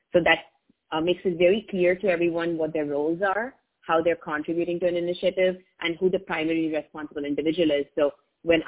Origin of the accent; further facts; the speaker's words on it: India; first language English; I learned English in India as my first language